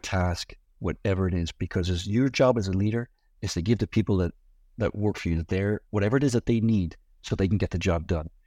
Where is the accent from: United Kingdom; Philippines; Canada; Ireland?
Ireland; moved away as an adult; now in United States; I grew up in Ireland, the son of a publican